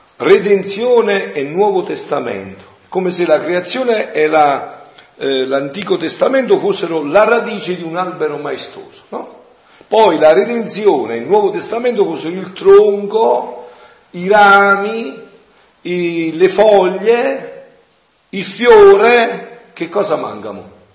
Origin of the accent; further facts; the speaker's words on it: Avellino area, Campania, Italy; moved away; nel mio paese, un paese di montagna dell'Apellinese